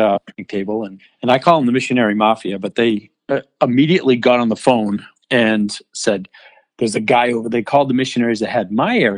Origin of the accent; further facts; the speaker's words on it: New Hampshire, United States; So I'm from New Hampshire. I live in a tiny town in a small farm that we built on a dirt road